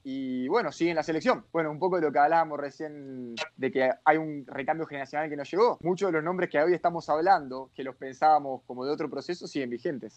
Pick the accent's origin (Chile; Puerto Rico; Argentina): Argentina; moved away as an adult; also born or lived in Mexico / Honduras; now in Costa Rica; Nosotros en Argentina